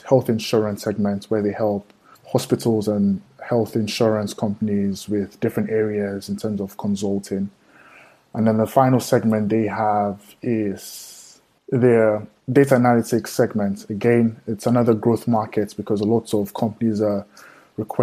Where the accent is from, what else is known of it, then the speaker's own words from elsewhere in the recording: Nigeria; I'm from Nigeria